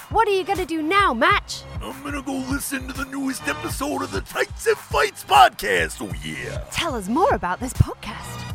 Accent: Tucson, Arizona, United States; I'm from Tucson, Arizona. You're not up close and personal to a ton of huge successes in any kind of like big times, big city sort of way. It's a very gentle city to grow up

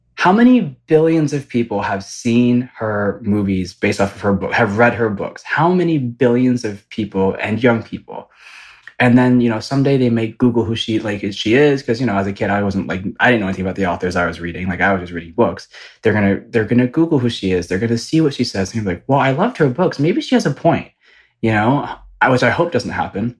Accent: Ypsilanti, Michigan, United States; now in Los Angeles, United States; I am from the Midwest. I am from Michigan, which to you know some people might call it the state that God forgot, um, but it's from right outside of Ann Arbor. It's called Ypsilanti

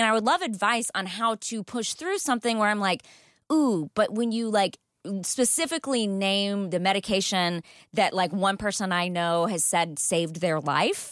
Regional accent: Texas, United States; now in Los Angeles, United States; I grew up in Texas, th-, where there's snakes in the pools

